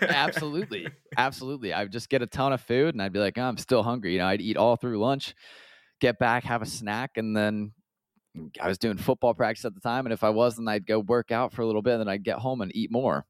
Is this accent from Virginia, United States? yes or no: no; just outside of Atlanta, Georgia, United States; also born or lived in Columbia, South Carolina / London; I grew up just outside of Atlanta, about half an hour north of a town called Marietta